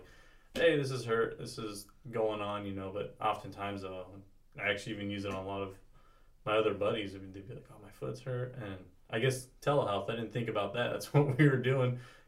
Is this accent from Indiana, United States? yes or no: no; California, United States; born or raised there